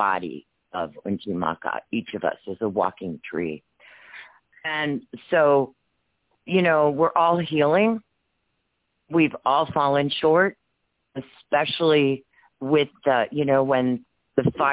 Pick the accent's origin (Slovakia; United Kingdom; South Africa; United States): United States; Wounded Knee, South Dakota; I'm from Wounded Knee